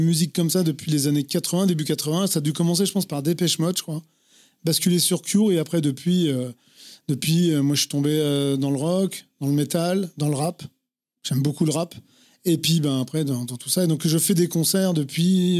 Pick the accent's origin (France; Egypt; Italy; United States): France; Vierzon, Centre-Val de Loire; moved away; also born or lived in Paris; je viens de Vierzon, dans le Cher